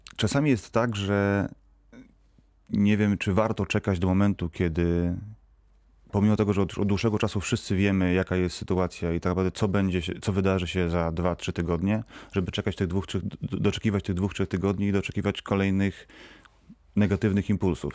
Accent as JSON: {"language": "Polish", "town": "Wrocław", "region": "Lower Silesian Voivodeship", "country": "Poland", "said": "Jestem wrocławianinem"}